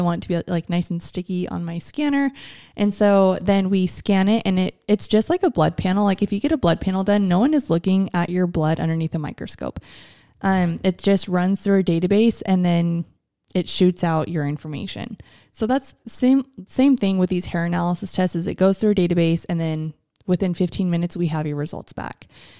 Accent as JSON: {"language": "English", "country": "United States", "said": "as an American"}